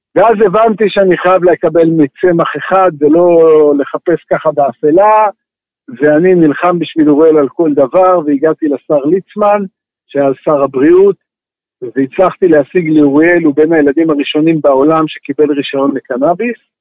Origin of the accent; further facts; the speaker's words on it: Israel; אני גדלתי במושב, מושבניק